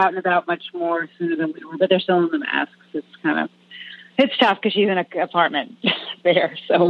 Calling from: Massachusetts, United States; I am calling from Massachusetts

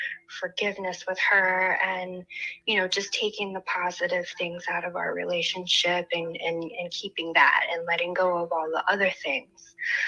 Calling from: Los Angeles, California, United States; I'm calling from Los Angeles.

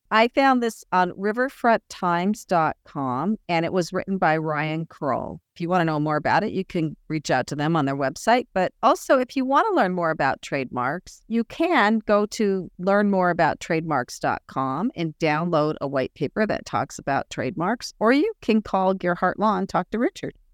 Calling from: England, United Kingdom; in Europe, I'm speaking from England

